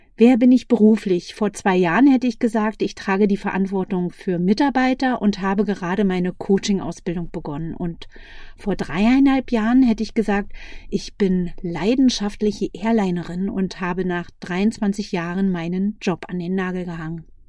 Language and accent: German; Berlin, Germany; Ich komme aus Berlin, bin 47 Jahre jung